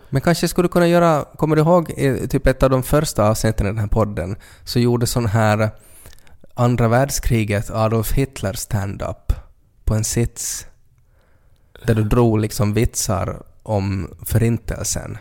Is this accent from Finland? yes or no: yes; Finland; som finlandssvensk